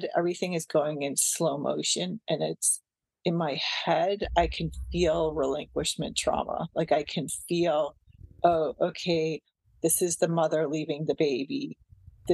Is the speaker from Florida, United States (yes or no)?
no; Westwood, Massachusetts, United States; born or raised there; moved away as an adult; now in Santa Cruz, United States